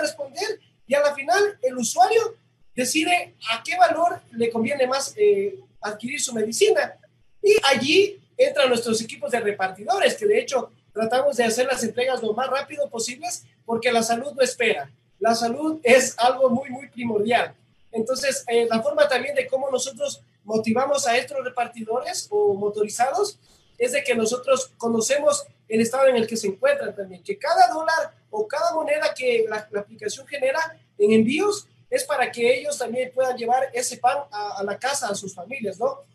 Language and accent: Spanish; Loja, Ecuador; nosotros como ecuatorianos o como lojanos